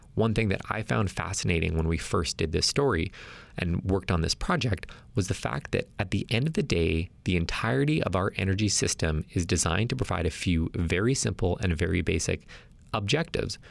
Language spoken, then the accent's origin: English; Alberta, Canada; as someone who's born and raised in Alberta